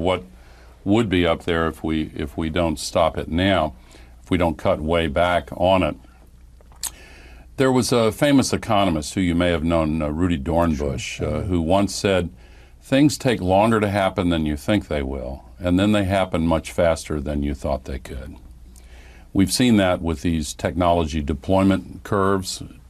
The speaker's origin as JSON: {"language": "English", "region": "the South", "country": "United States", "tie": "born or raised there", "said": "I grew up in the South when the civil rights movement was gaining momentum."}